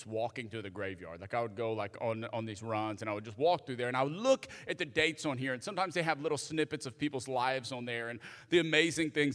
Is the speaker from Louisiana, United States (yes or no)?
yes; Cajun, Louisiana, United States; also born or lived in Alabama / the South; now in Houston, United States; I'm a Cajun